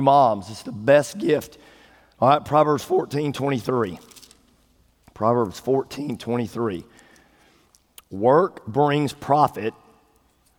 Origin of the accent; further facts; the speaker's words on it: East Texas, United States; I grew up in East Texas. I grew up in the country, 18 miles out of town